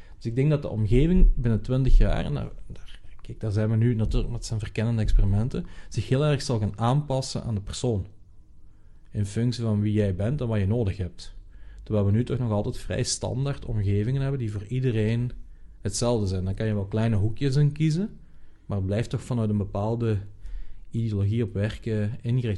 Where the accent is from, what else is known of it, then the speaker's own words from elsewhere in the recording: Netherlands; als Nederlanders